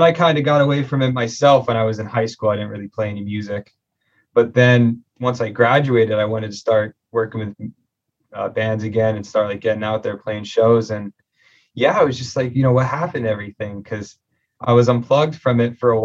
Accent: Nanticoke, Pennsylvania, United States; I'm from Nanticoke, born and raised

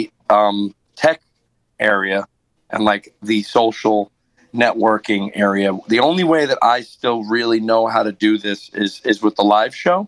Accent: Long Island, New York, United States; moved away as an adult; now in Nashville, United States; Long Island, which is where I'm originally from

